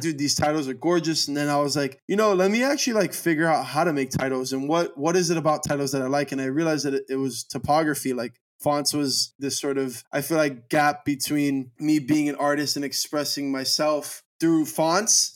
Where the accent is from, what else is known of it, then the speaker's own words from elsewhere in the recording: Miami, Florida, United States; I'm a Miami native, and I love Miami to the core of me